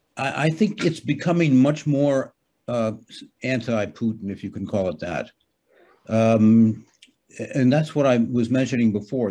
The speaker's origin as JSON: {"language": "English", "country": "United States", "moved": "yes", "lives_now": "Hamburg, Germany", "said": "I'm an American citizen"}